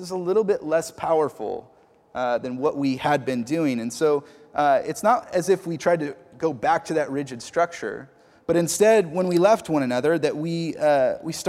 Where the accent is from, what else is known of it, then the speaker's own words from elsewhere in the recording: the Northwest, Pacific Northwest, United States; moved away as an adult; he could tell I was from the Northwest